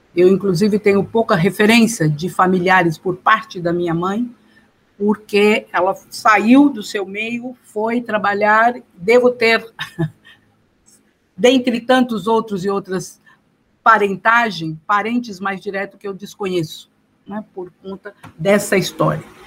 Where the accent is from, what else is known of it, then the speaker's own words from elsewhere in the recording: São Paulo, Brazil; Eu nasci, fui nascida e criada na cidade de Dutra, Interlagos